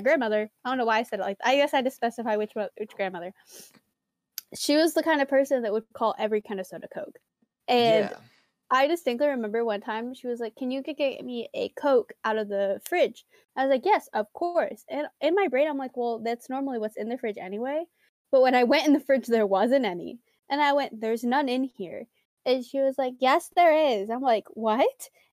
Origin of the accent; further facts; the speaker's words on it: the South, United States; I'm from the South.